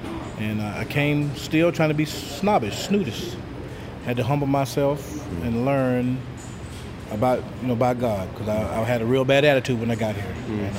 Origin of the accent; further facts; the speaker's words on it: Huntsville, Alabama, United States; I'm from Huntsville, Alabama.